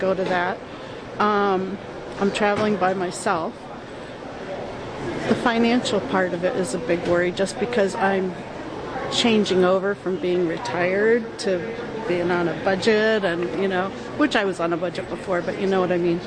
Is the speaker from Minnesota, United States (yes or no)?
yes; Minnesota, United States; I'm from Minnesota